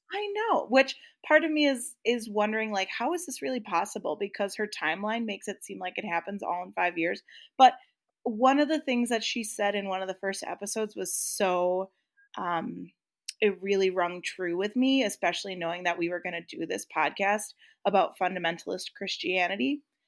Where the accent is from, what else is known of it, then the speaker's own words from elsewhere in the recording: Midwest, United States; I grew up in the Midwest